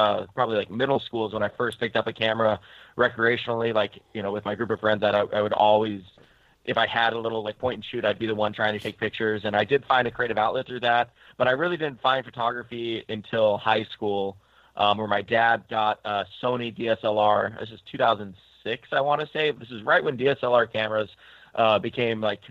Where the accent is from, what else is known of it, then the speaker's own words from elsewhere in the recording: Longview, Washington, United States; now in Portland, United States; I grew up in Longview, Washington, or Washington.